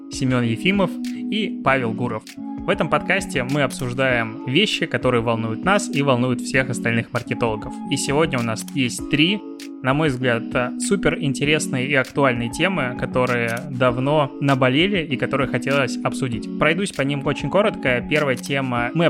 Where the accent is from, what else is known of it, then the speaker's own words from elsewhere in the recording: Belarus; я, наверное, как белорус, я даже не знаю, вот значит ли это, что я могу начинать сейчас, данную секунду, тему про телеграм?